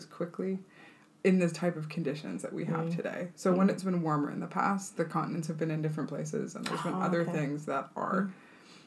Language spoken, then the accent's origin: English; Canada; moved away as an adult; now in Stockholm, Sweden; I grew up in Canada, moved to Stockholm about 20 years ago